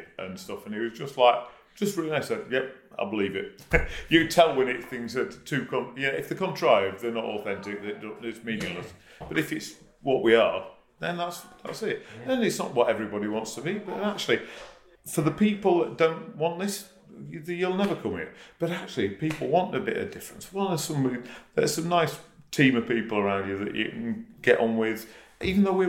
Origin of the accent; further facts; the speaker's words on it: Yorkshire and the Humber, United Kingdom; moved away; I'm a northerner. I'm from Yorkshire.